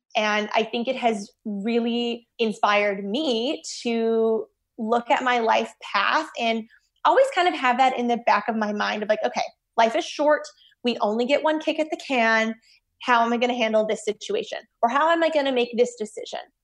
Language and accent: English; Winnipeg, Manitoba, Canada; moved away as an adult; also born or lived in Toronto; I grew up in Winnipeg, Manitoba, born and raised